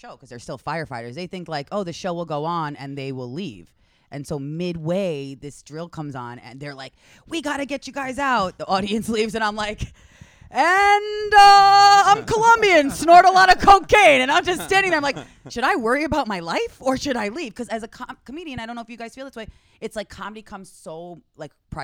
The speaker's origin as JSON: {"language": "English", "area": "Long Island", "region": "New York", "country": "United States", "said": "I'm just a white girl from Long Island"}